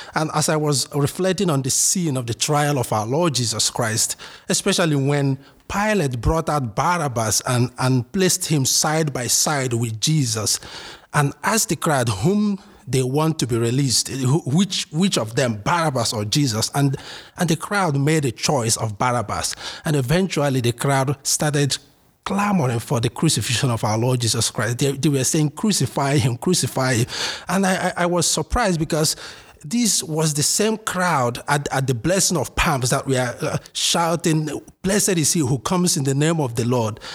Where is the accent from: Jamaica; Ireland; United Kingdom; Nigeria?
Nigeria; Imo; moved away as an adult; also born or lived in Ardmore, Pennsylvania, United States; now in United States; originally, I'm from Nigeria, in uh, southeast Nigeria, um, Imo State to be precise. I was born and raised here. I moved here uh, four years ago.